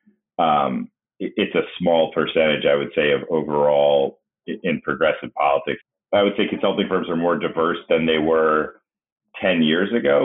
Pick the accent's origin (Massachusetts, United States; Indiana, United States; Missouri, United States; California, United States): Massachusetts, United States; moved away as an adult; also born or lived in Pennsylvania; now in Washington, D.C., United States; I grew up in Massachusetts